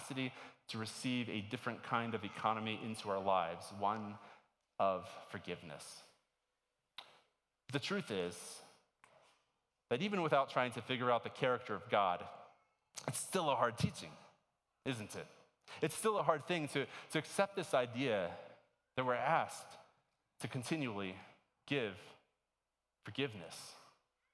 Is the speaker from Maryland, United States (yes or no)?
yes; Maryland, United States; moved away as an adult; I grew up in Maryland. My entire life up until college, I was in Maryland